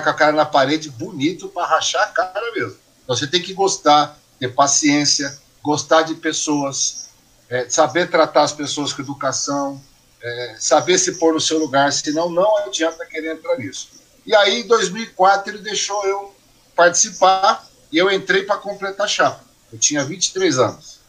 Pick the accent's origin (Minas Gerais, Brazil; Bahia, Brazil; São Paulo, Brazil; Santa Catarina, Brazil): São Paulo, Brazil; São Sebastião; sou nascido e criado em São Sebastião